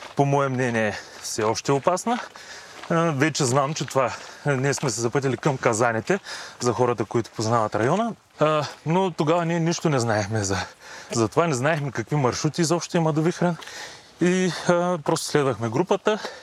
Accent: Yambol, Yambol Province, Bulgaria; also born or lived in Varna; now in Sofia, Bulgaria; Родом съм от Ямбул, живял съм дълго време във Варна, но планините ме привлякоха към София и по настоящен живея тук.

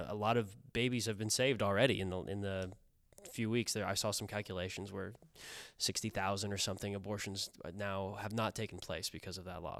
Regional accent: Kansas, United States; moved away; I'm from Kansas

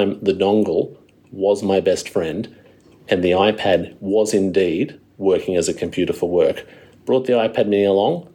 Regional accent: Wollongong, New South Wales, Australia; my hometown of Wollongong

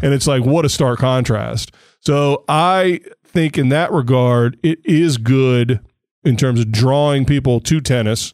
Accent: United States; being an American

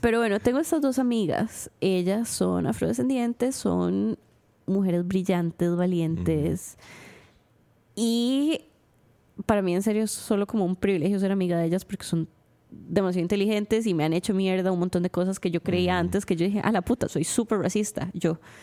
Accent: Costa Rica; los ticos tenemos este delirio de que somos blancos españoles

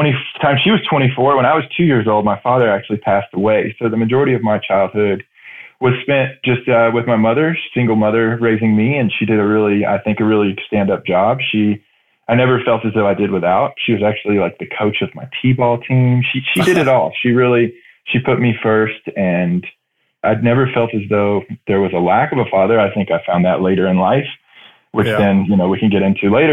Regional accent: Northeast Georgia, United States; moved away; also born or lived in Dallas, Texas / Alaska / Virgin Islands / Austin, Texas; I grew up in Northeast Georgia, foothills of the Appalachians.

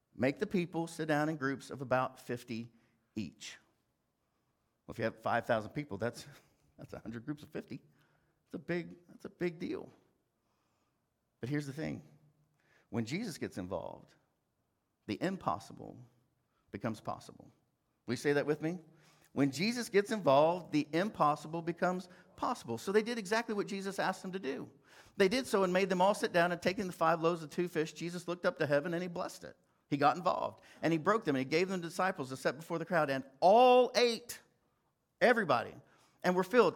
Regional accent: Fairview, Oklahoma, United States; moved away as an adult; also born or lived in New York City; I was from Fairview, Oklahoma

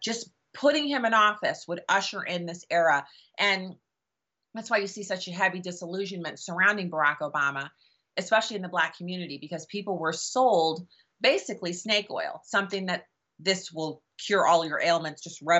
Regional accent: Germany; I grew up in Germany where my dad was on active duty in the army, and there was no way in the world that my dad or my mom or any of the parents of my friends would have ever listened to me

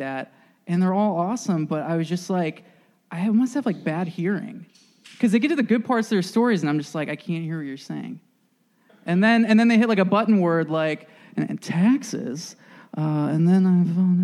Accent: Northern Virginia, United States; I grew up in Northern Virginia

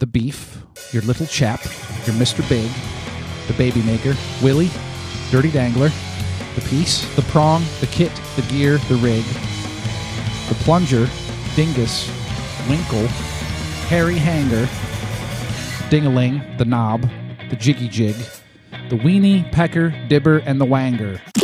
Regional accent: Ohio, United States; moved away; I'm from Ohio originally

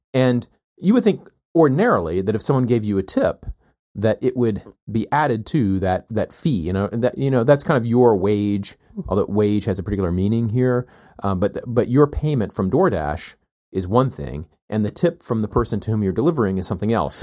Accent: the South, United States; moved away; I grew up with in the South

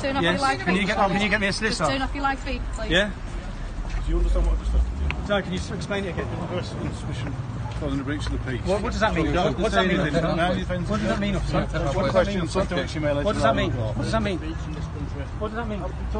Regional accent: England, United Kingdom; I'm an English man

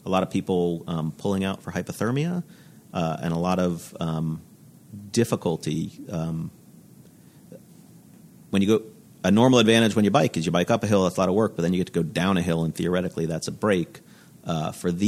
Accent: Florida, United States; I'm from Florida in the States.

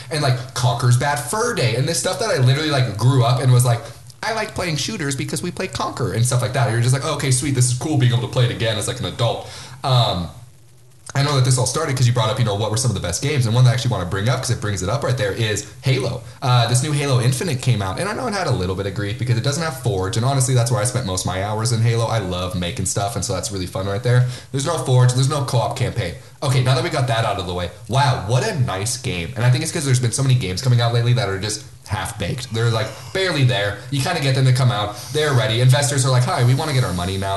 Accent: Spokane, Washington, United States; We are from Spokane, Washington

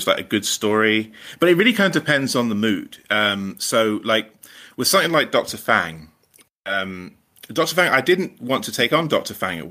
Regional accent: England, United Kingdom; accent: English; now in Scotland, United Kingdom; You can probably tell from my accent, I'm not like a native Scot.

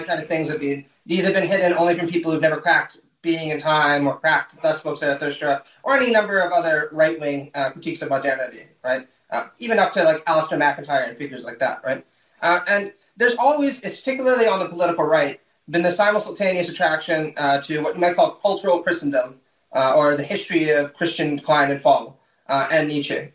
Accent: Canada; moved away as an adult; also born or lived in Mexico / Toronto; now in United States; I'm from Canada originally, so I did mine uh, at York University in uh, Toronto

